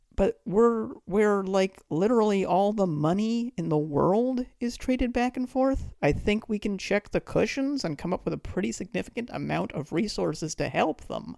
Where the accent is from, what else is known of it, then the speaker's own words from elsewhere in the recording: just outside of Boston, Massachusetts, United States; also born or lived in Detroit, Michigan / Queens, New York; now in New York, United States; I was born in nineteen seventy-eight in Detroit. I grew up just outside of Boston and have lived in Queens since two thousand and three.